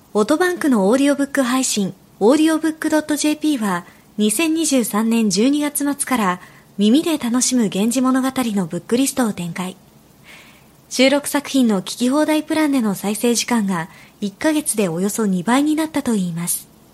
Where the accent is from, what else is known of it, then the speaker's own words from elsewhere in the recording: Nagoya, Aichi, Japan; 私の地元名古屋にある徳川美術館